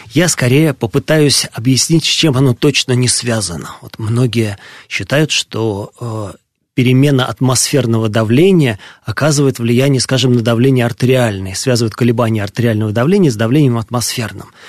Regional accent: Moscow, Russia; я родился и вырос в Москве

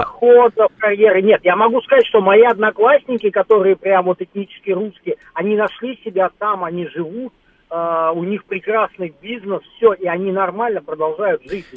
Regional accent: Tashkent, Uzbekistan; родился и вырос в Средней Азии, в городе Ташкенте

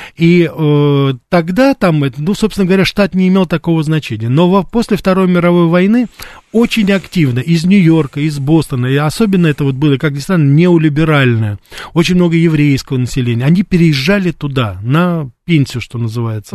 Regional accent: Russia; also born or lived in United States; я журналист из России

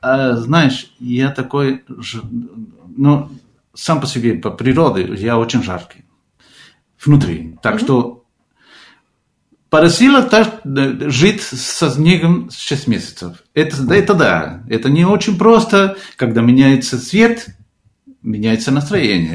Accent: Argentina; Russian is a second language; moved away as an adult; also born or lived in Moscow, Russia; now in Portugal; я из Аргентины

